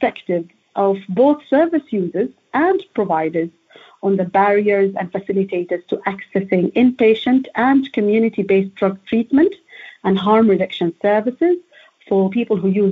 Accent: Oman; moved away as an adult; now in London, United Kingdom; So I am an international PhD student, actually. I'm from Oman.

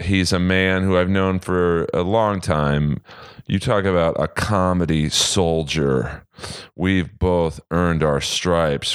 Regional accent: Bel Air, United States; I grew up in Bel Air in the seventies

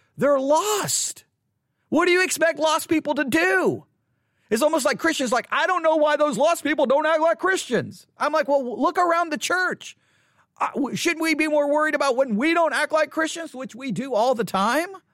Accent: Buffalo Gap, Texas, United States; also born or lived in Abilene, Texas; Abilene is where I was born, but I grew up in Buffalo Gap

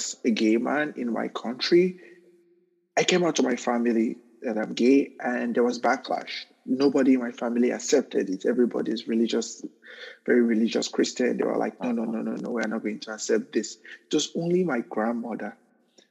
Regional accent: Nigeria; moved away as an adult; also born or lived in Newark, United States; now in United States; I was a victim of mob violence twice in my home country because of my sexual orientation

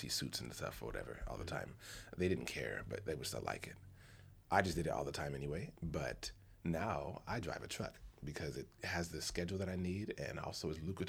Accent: United States; me as a man in America, as an American man

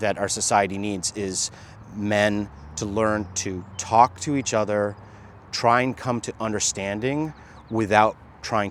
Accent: United States; born or raised there; also born or lived in Jamaica

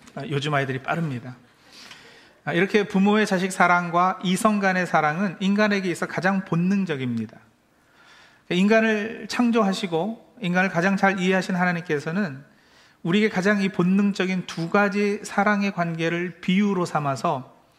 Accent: Maryland, United States; 제가 어, 메릴랜드에서 자란

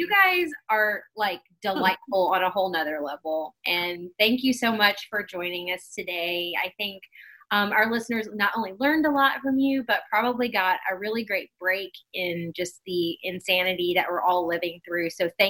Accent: Kentucky, United States; We're from Kentucky as well.

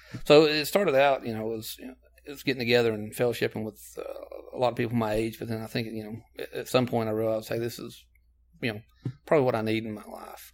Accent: Knoxville, Tennessee, United States; I am from Knoxville. I was born here

